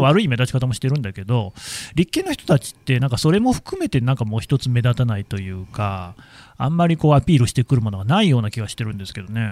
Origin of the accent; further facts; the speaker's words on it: Aichi, Japan; 僕、愛知県出身